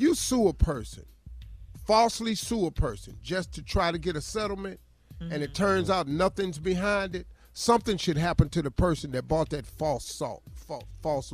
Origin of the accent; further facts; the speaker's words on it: Cleveland, Ohio, United States; I'm from Cleveland.